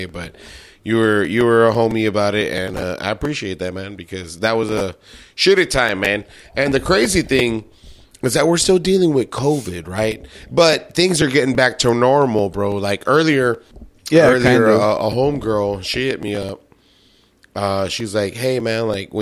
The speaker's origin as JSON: {"language": "English", "area": "the Valley", "region": "Texas", "country": "United States", "tie": "born or raised there", "said": "the cities we grew up in and how they looked back then"}